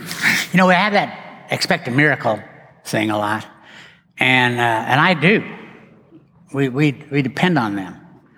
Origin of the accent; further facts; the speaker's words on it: West, Texas, United States; I didn't know anybody in Dallas. I grew up out in West. Why did I end up in Dallas?